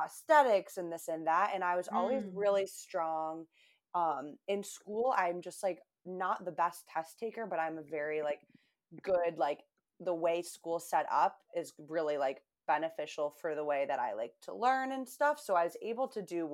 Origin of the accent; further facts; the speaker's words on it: Buffalo, New York, United States; also born or lived in Albany, New York; now in Boston, United States; I grew up in Buffalo, New York, but moved to Boston, where I live now